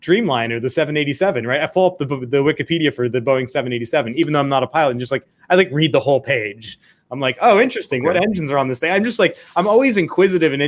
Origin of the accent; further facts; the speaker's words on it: Scottsdale, Arizona, United States; I grew up in Scottsdale, Arizona, so there's a Mayo Clinic out there